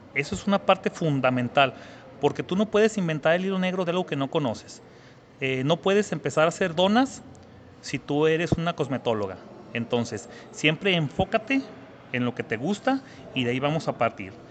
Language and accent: Spanish; Zacatecas, Mexico; soy de Zacatecas, México, y tengo 38 años de edad.